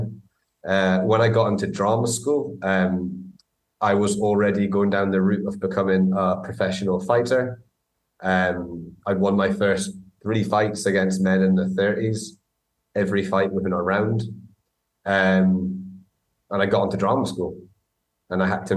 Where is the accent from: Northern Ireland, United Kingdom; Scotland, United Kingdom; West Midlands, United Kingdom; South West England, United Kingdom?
Scotland, United Kingdom; Aberdeen; accent: Doric, Aberdonian; moved away as an adult; also born or lived in Glasgow; I grew up in Aberdeen, so in actual fact, kind of moving to Glasgow and going to drama school, my accent, a lot of my vocabulary is Doric, and Aberdonian accents